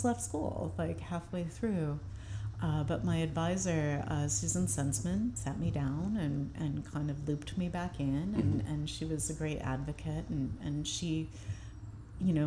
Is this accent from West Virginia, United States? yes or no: no; St. Louis, Missouri, United States; moved away as an adult; also born or lived in San Francisco / Baltimore / Chicago; now in Brooklyn, United States; I grew up in St. Louis, and when I left to go to MICA in Baltimore